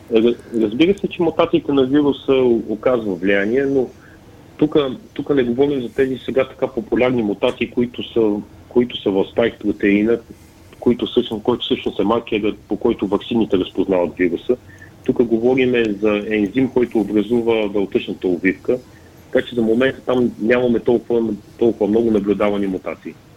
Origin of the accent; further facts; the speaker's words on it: Pleven, Pleven Province, Bulgaria; защото съм от Плевен